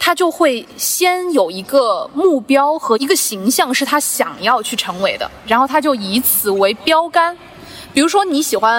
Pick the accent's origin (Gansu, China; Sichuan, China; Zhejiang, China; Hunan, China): Zhejiang, China; Zhoushan; also born or lived in Ningbo; 我小的时候从舟山搬去宁波上初中、上高中